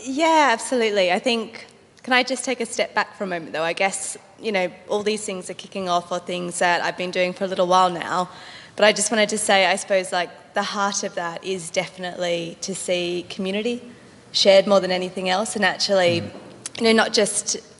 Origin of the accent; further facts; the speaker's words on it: Australia; moved away; I'm Australian